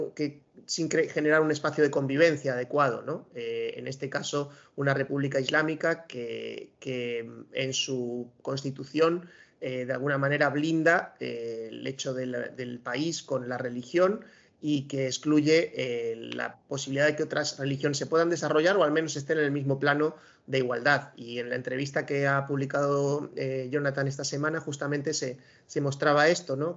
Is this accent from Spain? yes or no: yes; Spain